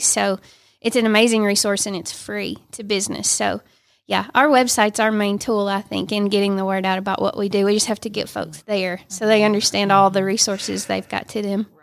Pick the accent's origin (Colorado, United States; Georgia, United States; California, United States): Georgia, United States; Dalton; I live in Dalton, born and raised. I live two miles from where I was born